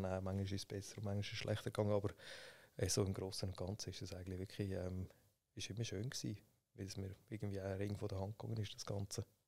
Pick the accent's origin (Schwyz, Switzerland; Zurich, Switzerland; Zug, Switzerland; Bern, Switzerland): Schwyz, Switzerland; also born or lived in St. Gallen; Ich bin im Kanton Schweiz äh, aufgewachsen, in Sibne